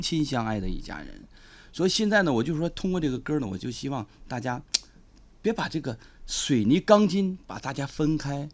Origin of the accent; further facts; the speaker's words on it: Liaoning, China; 我是东北人